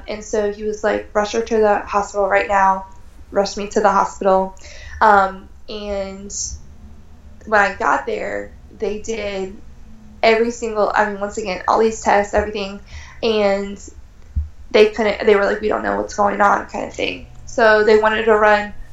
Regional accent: Tampa, Florida, United States; I'm from Tampa

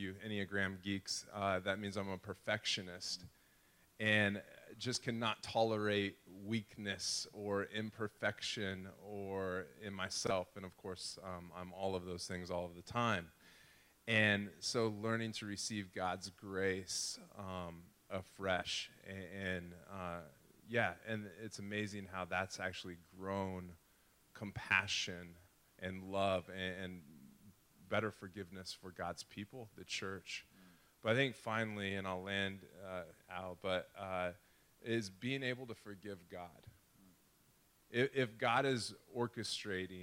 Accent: Nebraska, United States; also born or lived in Chicago / Cape Town, South Africa; now in Omaha, United States; Nebraska boy, we got married up in school in Chicago and then moved back to Nebraska, my hometown

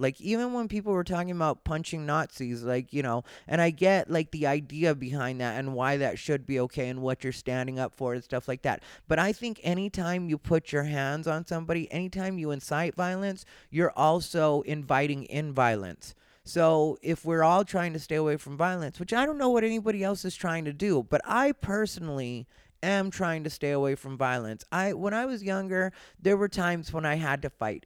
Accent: Arizona, United States; I grew up in Arizona.

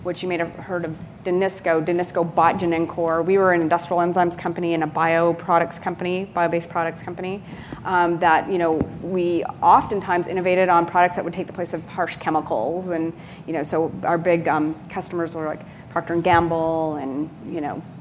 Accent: California, United States; I'm from California

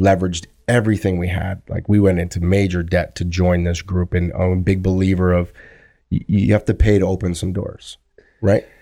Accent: Thunder Bay, Ontario, Canada; when I grew up in Thunder Bay

